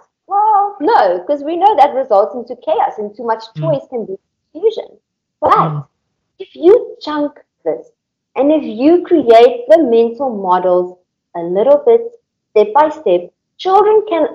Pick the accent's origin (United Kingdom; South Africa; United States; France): South Africa; moved away; also born or lived in Indonesia; I'm from South Africa, so coming from a third world country